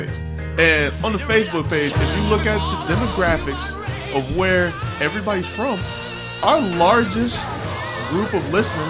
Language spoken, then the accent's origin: English; New Jersey, United States; I'm not a New Yorker. I'm from New Jersey.